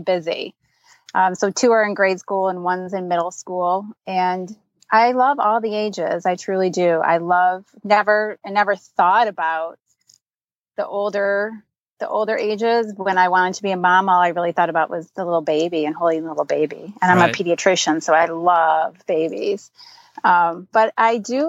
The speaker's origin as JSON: {"language": "English", "region": "Michigan", "country": "United States", "tie": "born or raised there", "said": "I'm born and raised in Michigan"}